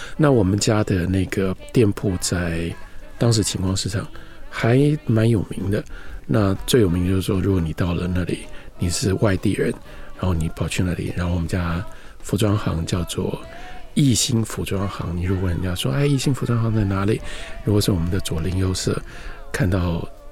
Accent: Taipei, Taiwan; 我出生在台北，我也在台北长大，不过我长大的地方是一个比较特殊的地方，在台湾，一般的名字叫做晴光市场

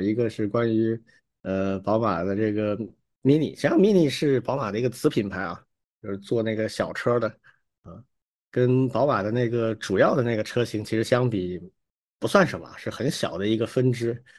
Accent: China; 我们中国人

